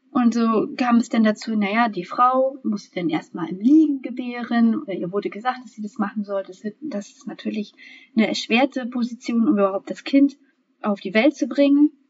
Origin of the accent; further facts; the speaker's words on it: Germany; born there; Und bei uns hier in, in der DDR, e, also ich bin ja in der DDR e noch geboren